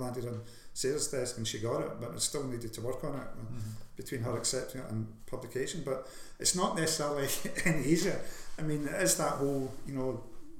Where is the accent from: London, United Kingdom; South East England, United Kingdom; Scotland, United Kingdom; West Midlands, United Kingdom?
Scotland, United Kingdom; being called a Scottish writer, because I'm Scottish and I'm a writer